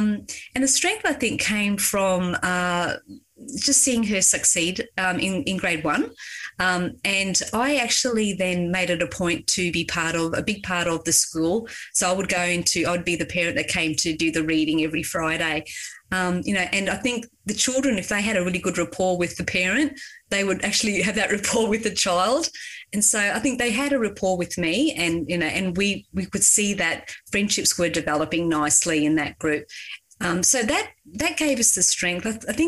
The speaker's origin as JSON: {"language": "English", "region": "Queensland", "country": "Australia", "said": "because we came from Queensland and it was inclusive education."}